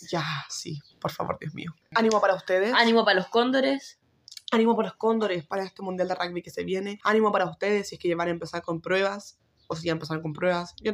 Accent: Chile; Eh, y somos de Chile.

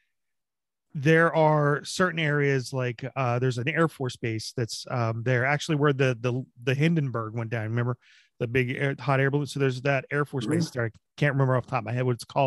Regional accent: New Jersey, United States; I'm from Jersey

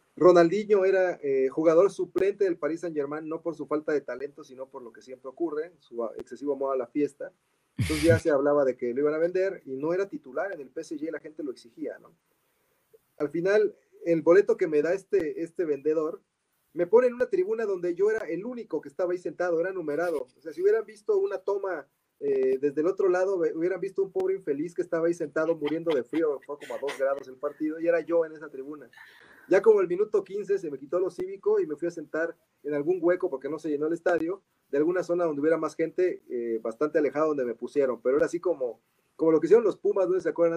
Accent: Mexico; siendo mexicanos

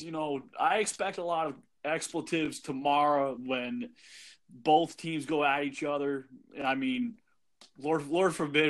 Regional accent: Western Massachusetts, United States; now in New Jersey, United States; when I grew up in Western Mass

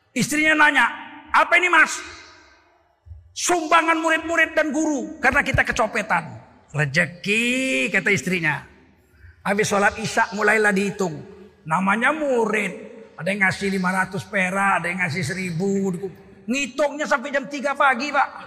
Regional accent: Tanjung Sari, Indonesia; Dulu di kampung saya di Tanjung Sari, saya sudah guru di Muhammadiyah.

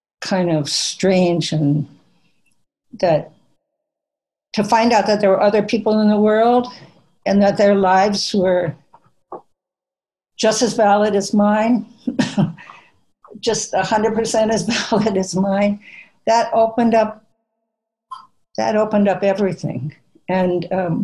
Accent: Minnesota, United States; I grew up in Minnesota and in a little farming town

